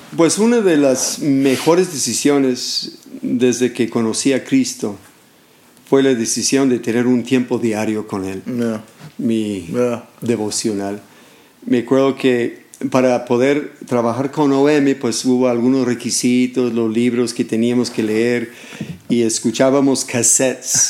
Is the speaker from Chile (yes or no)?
no; California, United States; Spanish is a second language; moved away as an adult; como joven estuve en un grupo de jóvenes ahí en, en California, soy de California